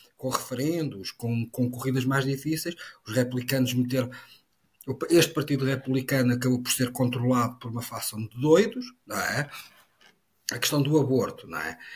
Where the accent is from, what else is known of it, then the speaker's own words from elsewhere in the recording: Portugal; enquanto português